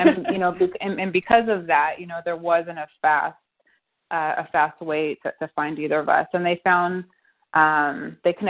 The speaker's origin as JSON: {"language": "English", "country": "New Zealand", "tie": "born or raised there", "also_born_or_lived": "Los Angeles, United States", "moved": "as an adult", "lives_now": "United States", "said": "I was born in LA, I'm an American, but I was raised in New Zealand"}